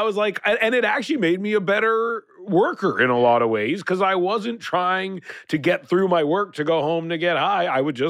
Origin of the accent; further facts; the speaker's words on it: Canada; I'm from Canada